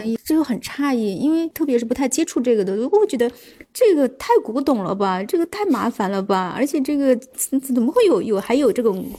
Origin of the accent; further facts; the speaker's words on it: China; 我说：“我是中国人里面可能比较少数的这种人群，包括我的想法，包括我对于一些事情的看法等等什么的，我们。”